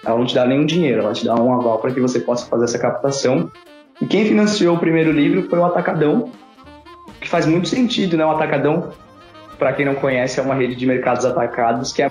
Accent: São Paulo, Brazil; eu sou de Parelheiros, eu sou de Vargem Grande, extremo extremo sul, região ali de Parelheiros

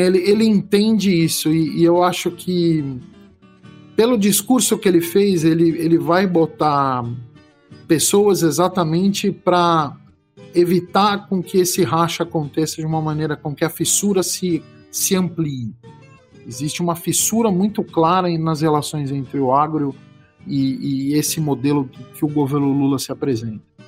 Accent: São Paulo, Brazil; now in Goiás, Brazil; eu sou paulistano

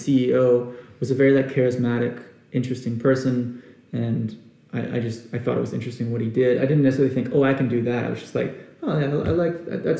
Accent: Arkansas, United States; moved away as an adult; also born or lived in Houston, Texas / Austin, Texas; I wanted to get out of Austin, Texas, because it's really not that far from where I was born in Houston and where I grew up in Arkansas.

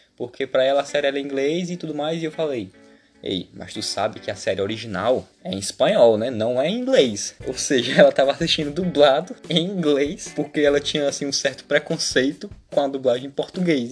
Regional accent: Brazil; eu sou brasileiro

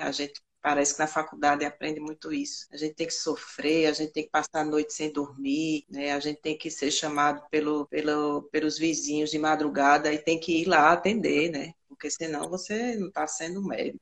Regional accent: Recife, Pernambuco, Brazil; sou de Recife, sempre morei em Recife

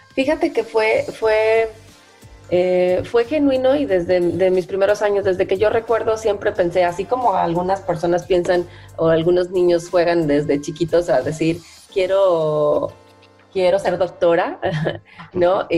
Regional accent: Veracruz, Mexico; moved away as an adult; now in Monterrey, Mexico; soy de Veracruz, del estado de Veracruz, originaria, pero ya muchos años viviendo

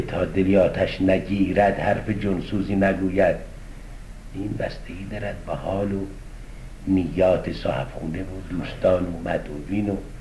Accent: Isfahan, Iran; now in Tehran, Iran; اصفهان تو شهر خودمون

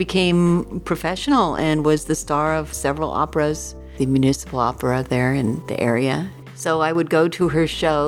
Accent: Golden, Colorado, United States; in Colorado, where I grew up in Golden

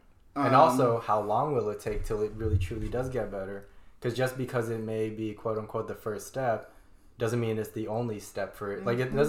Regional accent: Indiana, United States; I grew up in Indiana

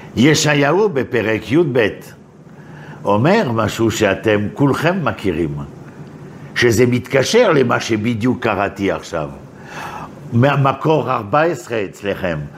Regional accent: Paris, Île-de-France, France; moved away as an adult; now in Israel; אני בא מפריז, ככה גדלתי

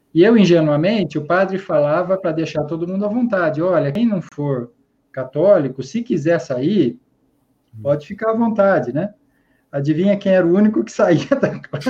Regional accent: Araraquara, São Paulo, Brazil; sou nascido e criado na Morada do Sol, em Araraquara, São Paulo

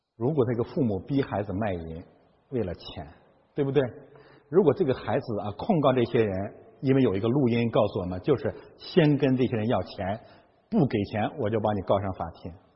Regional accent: Heilongjiang, China; moved away as an adult; now in Canada; 我的老家啊，黑龙江省

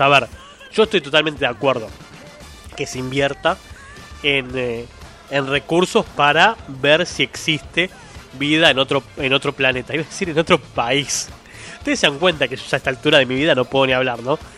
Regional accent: Argentina; no soy centroamericano, soy argentino

